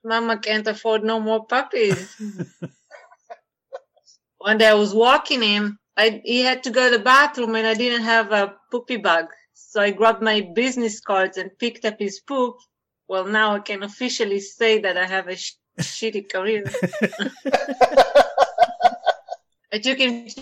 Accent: Israel; English is a second language; moved away as an adult; also born or lived in France; now in United States; I'm from Israel. I'm actually mixed Israeli French

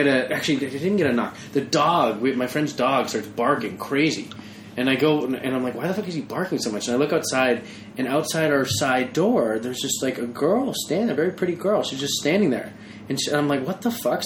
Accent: Boston, Massachusetts, United States; I'm from Boston.

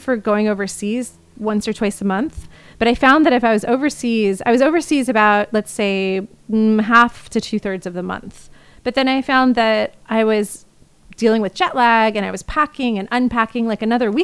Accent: Indiana, United States; now in New York, United States; where I grew up in Indiana

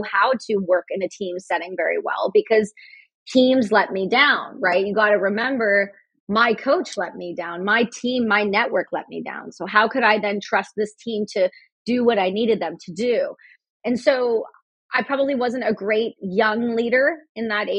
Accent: Canada; Me being Canadian, we're right above you.

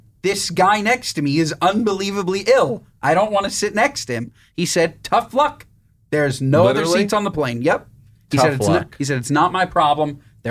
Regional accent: New York, United States; I'm from New York. We didn't talk about this. I'm not from here. I'm just happen to be in LA.

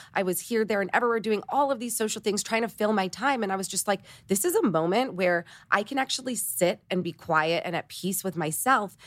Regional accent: Toronto, Ontario, Canada; moved away; I'm Canadian, I'm from Toronto, my three best friends still live in Toronto, and they're my high school besties

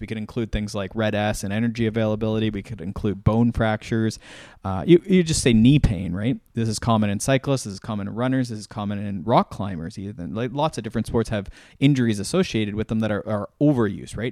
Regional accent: Canada; I started as a Canadian

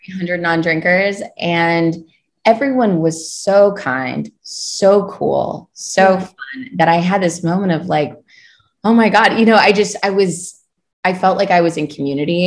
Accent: Kentucky, United States; moved away as an adult; also born or lived in Ohio / New York; So I am originally from Kentucky. I grew up on a farm there

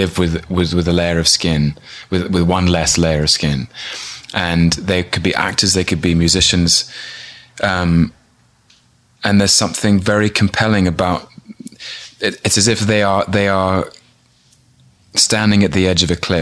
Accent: London, United Kingdom; I was born in London in 1981.

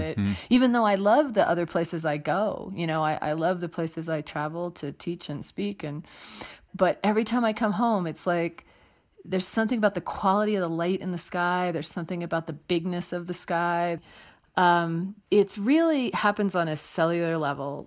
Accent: Trenton, New Jersey, United States; moved away as an adult; also born or lived in Ohio / Colorado / Utah; I was born in New Jersey, in Trenton, New Jersey

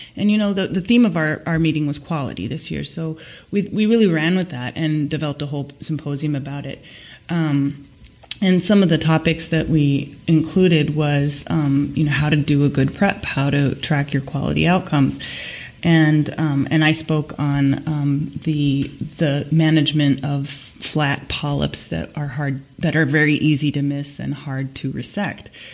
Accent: Seattle, Washington, United States; hosting everybody in my hometown

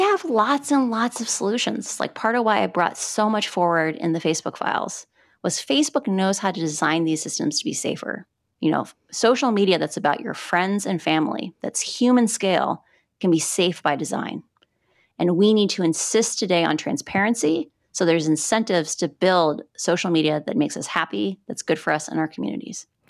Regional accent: Midwest, United States; moved away as an adult; now in Puerto Rico; I grew up in the Midwest.

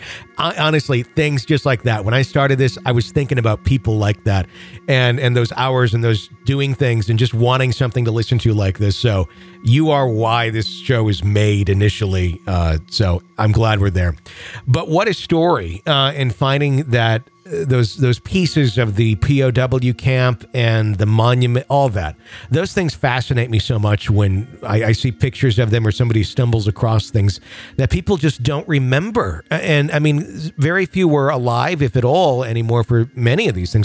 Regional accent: Fond du Lac, Wisconsin, United States; my hometown

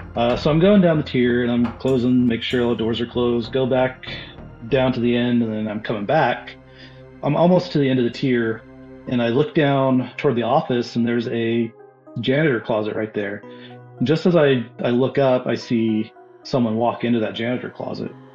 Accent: Boise, Idaho, United States; I'm from Southern Idaho, uh, the Boise area.

